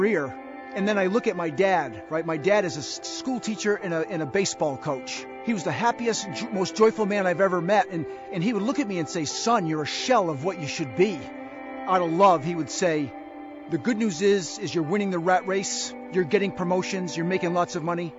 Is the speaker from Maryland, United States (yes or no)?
no; New England, Massachusetts, United States; I was born and raised in New England in a great family with great parents and a great sister. It was winters and falls in Massachusetts